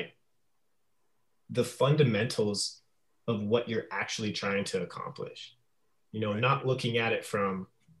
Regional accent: Alaska, United States; also born or lived in Phoenix; now in Portland, United States; I grew up in Alaska.

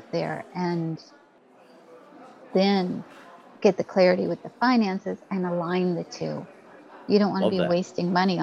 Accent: Canada; I'm Canadian

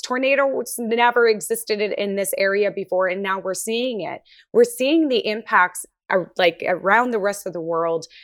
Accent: Taloyoak, Nunavut, Canada; my hometown of Santa Laia, Nunavut, which is, um, formerly known as Hull Beach.

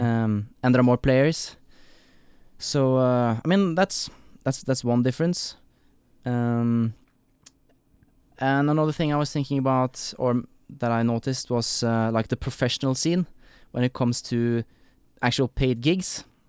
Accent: Norway; also born or lived in Oslo, Norway / Kristiansand, Norway; growing up in Norway

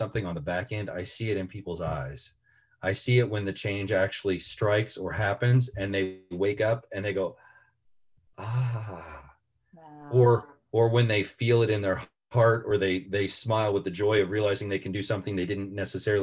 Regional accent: Central Illinois, United States; I grew up in Central Illinois, which is a town of about 4,500 people

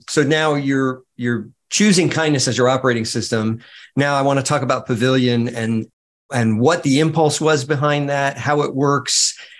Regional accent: outside of New York, United States; moved away as an adult; also born or lived in the South; Growing up outside of New York, but then spending my adult life in the South

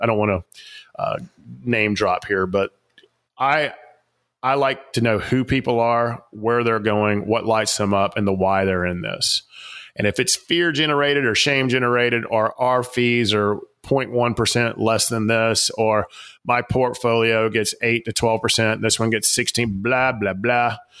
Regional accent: Atlanta, Georgia, United States; I grew up in the South Atlanta, big Coca-Cola place

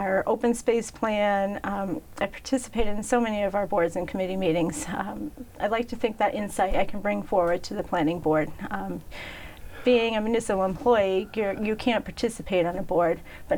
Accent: Mansfield, Massachusetts, United States; now in Franklin, United States; I grew up not too far down the road here in Mansfield

